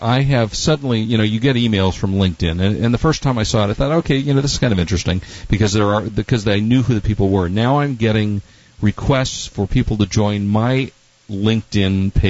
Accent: Chicago, Illinois, United States; now in Los Angeles, United States; And I happen to come from Chicago.

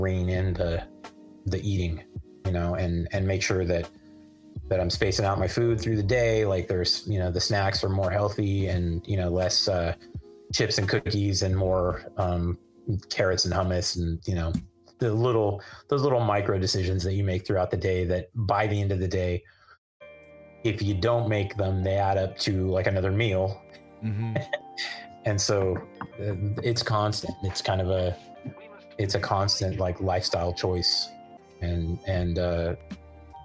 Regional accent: Livermore, California, United States; I grew up in Livermore where the summers can get up to like, you know, it's averages, feels like it averages 100 for the whole summer.

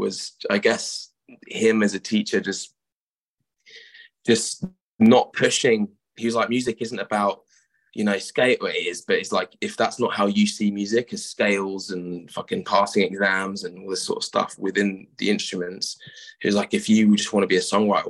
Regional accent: Surrey, South East England, United Kingdom; now in Brighton, United Kingdom; where we were from growing up in Surrey

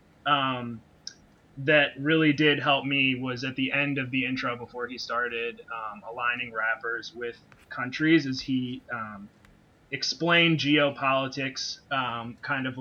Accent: Baltimore, Maryland, United States; moved away as an adult; now in Brooklyn, United States; I was raised in Baltimore. I'm there now because of the pandemic, but I'm usually based in Brooklyn

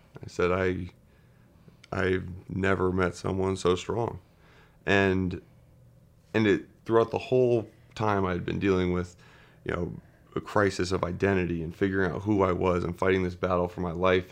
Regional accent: Wayne, Pennsylvania, United States; also born or lived in Saint Louis, Missouri; I was born in Saint Louis, Missouri, and then we moved to, uh, Wayne, Pennsylvania, right outside of Philadelphia, when I was about four years old. So I, I grew up there and went to high school there

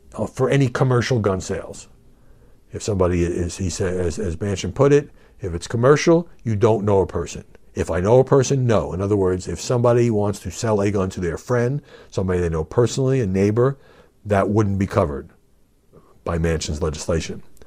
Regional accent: United States; as a journalist, as an American

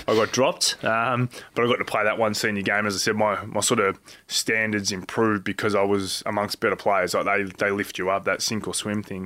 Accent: Geelong, Victoria, Australia; growing up in Geelong

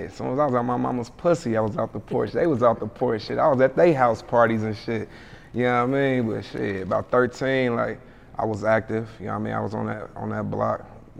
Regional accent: Hamilton, Ohio, United States; Yeah, I'm from Ohio. Yeah. Ohio, money state, money town, Gym City, Nasty Natty, yeah. Hamilton.

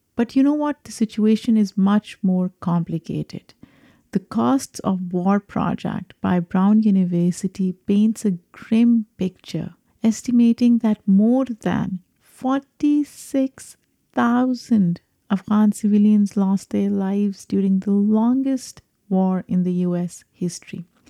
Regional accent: Pakistan; now in United States; I am a Pakistani immigrant

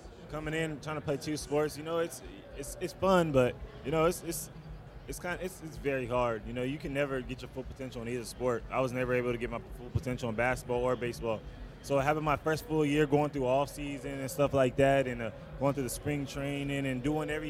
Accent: Las Vegas, Nevada, United States; Las Vegas.

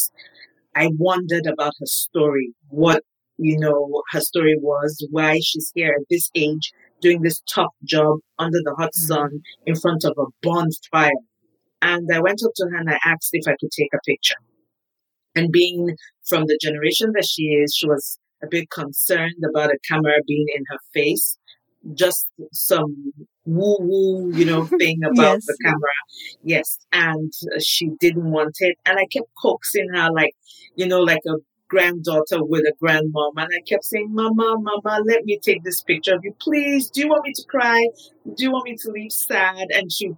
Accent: Nigeria; moved away as an adult; now in United States; I was born in Nigeria, grew up in Nigeria. I moved to the States when I was 37.

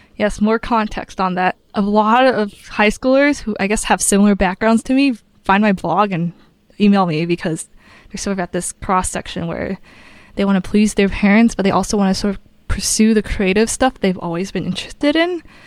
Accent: Southern California, United States; moved away as an adult; also born or lived in Pittsburgh, Pennsylvania; I'm from Southern California

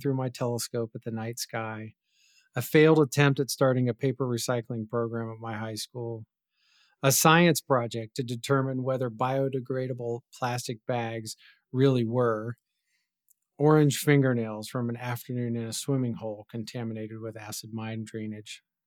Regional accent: West Virginia, United States; moved away; where I grew up in West Virginia

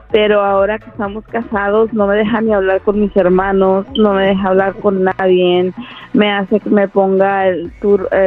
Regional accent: Mexico; yo soy mexicana

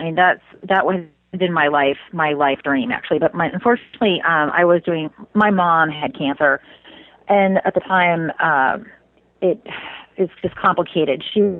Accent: Indiana, United States; Well, so I grew up in Indiana, so not exactly a place known for those things.

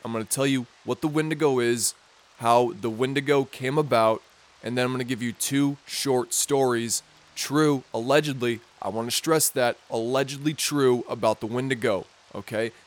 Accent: Minnesota, United States; my home state, Minnesota

